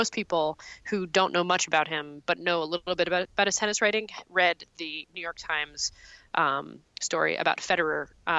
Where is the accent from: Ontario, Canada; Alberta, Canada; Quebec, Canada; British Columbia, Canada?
Quebec, Canada; Montreal; it's not as good as Montreal, my hometown